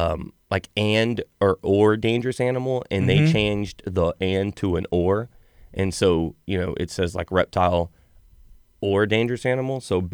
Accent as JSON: {"language": "English", "town": "Alvin", "region": "Texas", "country": "United States", "said": "So we're actually from Alvin."}